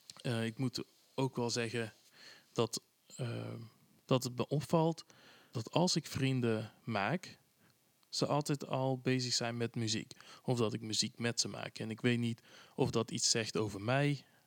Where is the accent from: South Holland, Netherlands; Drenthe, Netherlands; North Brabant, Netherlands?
North Brabant, Netherlands; Tilburg; ik kom ook uit Tilburg